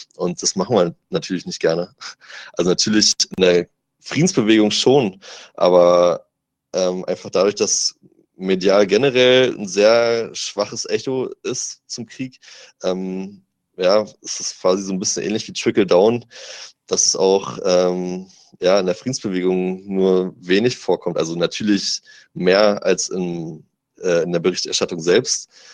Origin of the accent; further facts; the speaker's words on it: Germany; ich komme aus Deutschland, ich bin deutscher Journalist